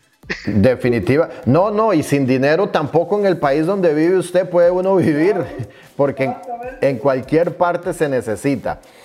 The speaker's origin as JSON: {"language": "Spanish", "country": "Costa Rica", "tie": "born or raised there", "said": "decimos en mi país natal, Costa Rica"}